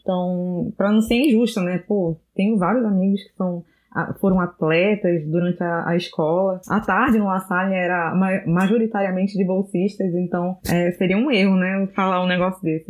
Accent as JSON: {"language": "Portuguese", "town": "Manaus", "region": "Amazonas", "country": "Brazil", "tie": "born or raised there", "said": "Eu cresci em Manaus"}